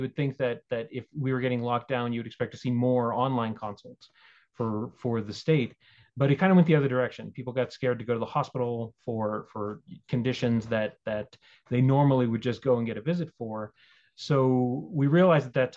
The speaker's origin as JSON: {"language": "English", "town": "Albuquerque", "region": "New Mexico", "country": "United States", "tie": "born or raised there", "also_born_or_lived": "Texas / Boulder, Colorado", "said": "I've been in New Mexico quite some time. I'm not quite a native, but I've been here since the 80s."}